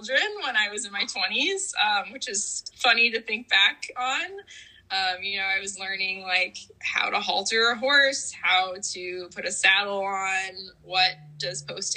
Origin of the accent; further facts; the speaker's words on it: Houston, Texas, United States; also born or lived in Austin, Texas; despite growing up in Texas